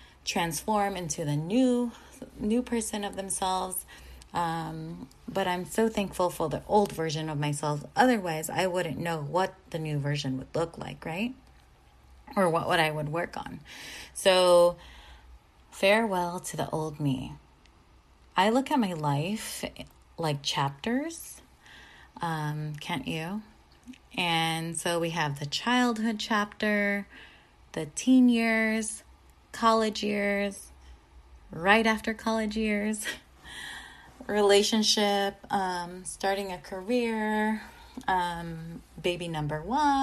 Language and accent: English; San Diego, California, United States; moved away as an adult; now in Orange County, United States; I'm not from here. I'm originally from San Diego